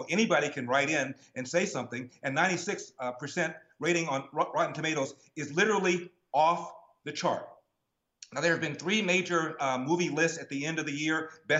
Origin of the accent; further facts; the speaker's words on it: Los Angeles, California, United States; Well, Carrie, I'm born and raised in Los Angeles. I'm born in the hood.